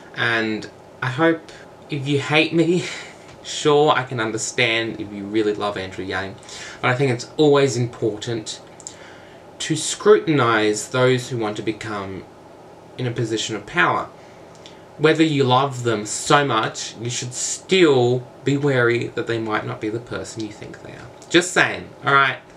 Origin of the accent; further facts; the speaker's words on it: Australia; I am from Australia